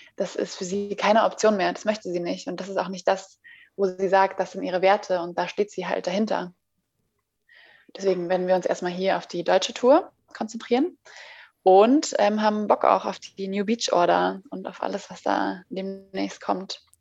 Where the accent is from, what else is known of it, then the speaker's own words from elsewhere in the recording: Zurich, Switzerland; accent: Swiss German; also born or lived in Florida, United States; now in Berlin, Germany; ich äh, bin in der Schweiz geboren. Ich bin Schweizerin in Zürich und äh, amigs rede ich auch die Schweizerdeutsch